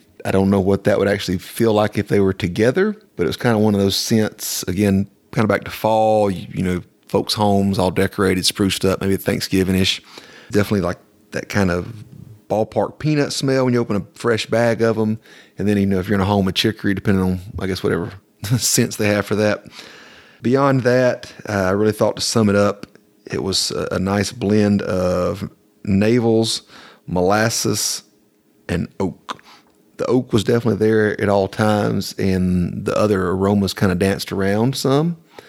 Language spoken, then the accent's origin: English; the South, United States; it reminded me literally of fall leaves growing up in the South in the country.